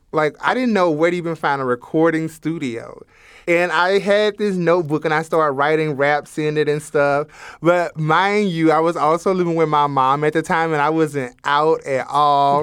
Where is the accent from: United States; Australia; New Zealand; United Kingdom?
United States; Alabama; moved away; also born or lived in South Dakota; growing up in Alabama